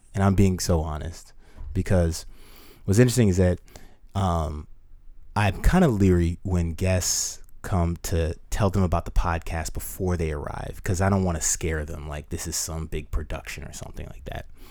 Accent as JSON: {"language": "English", "country": "United States", "said": "as an American"}